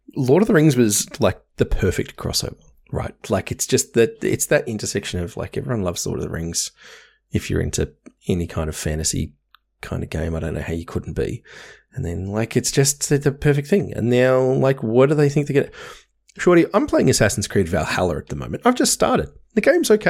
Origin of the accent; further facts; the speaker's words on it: Hobart, Tasmania, Australia; moved away; where I grew up in Hobart